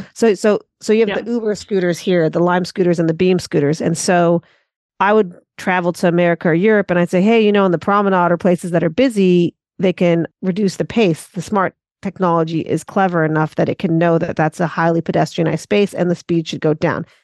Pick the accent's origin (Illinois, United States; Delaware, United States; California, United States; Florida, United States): California, United States; Santa Monica; accent: American; moved away as an adult; now in Auckland, New Zealand; I'm based in Auckland, Tamaki Makaurau, Aotearoa, New Zealand, originally from Santa Monica, Los Angeles